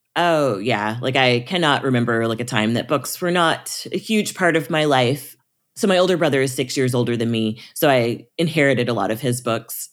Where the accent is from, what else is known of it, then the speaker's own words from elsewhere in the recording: Springfield, Missouri, United States; I grew up in the Missouri Ozarks in Springfield, Missouri